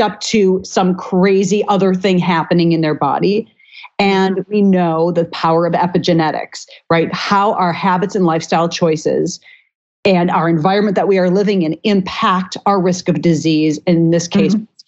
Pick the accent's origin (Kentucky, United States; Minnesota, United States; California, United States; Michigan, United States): Minnesota, United States; I grew up in Minnesota eating every part of the cow there was